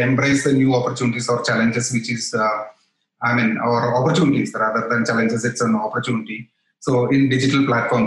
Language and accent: English; Kochi, Kerala, India; I came back to Kochi. That's my hometown.